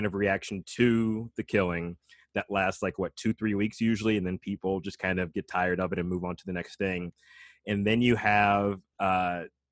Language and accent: English; Alabama, United States; moved away; I grew up in Alabama